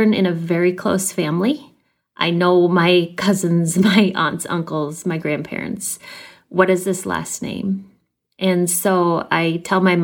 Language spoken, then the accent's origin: English; Minneapolis, Minnesota, United States; I am 41 years old, and I'm from Minneapolis, Minnesota